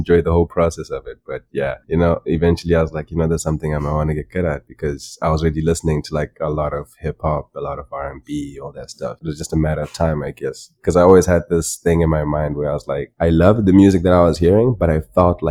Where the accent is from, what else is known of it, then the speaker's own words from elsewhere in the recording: Masvingo, Zimbabwe; moved away as an adult; I'm from Zimbabwe, born and raised.